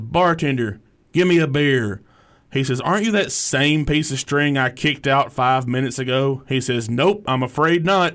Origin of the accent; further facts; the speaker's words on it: Hartselle, Alabama, United States; I grew up in Hartsville, Alabama, which is about, oh, thirty minutes south of here down I sixty-five